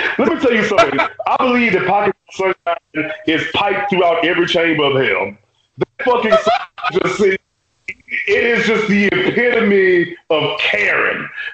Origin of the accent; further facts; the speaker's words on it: Louisiana, United States; I'm from Louisiana